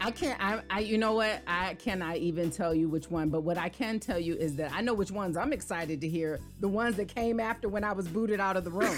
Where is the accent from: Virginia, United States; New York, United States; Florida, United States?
Virginia, United States; Hampton Roads; moved away; also born or lived in DMV area; I'm originally from Tidewater area, so Hampton Roads, Virginia, a native Virginian.